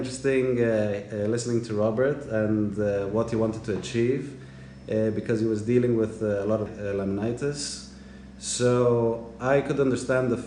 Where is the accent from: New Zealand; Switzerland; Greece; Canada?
Greece; moved away; I grew up in Greece my whole life.